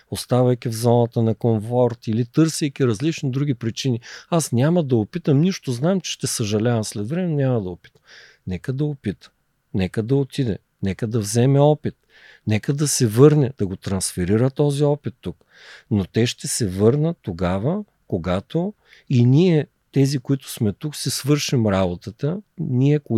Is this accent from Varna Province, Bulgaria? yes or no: no; Gorna Oryahovitsa, Veliko Tarnovo Province, Bulgaria; born there; да зареждам батериите там, където съм се родил, в Горна Оряховица, в Габровския Балкан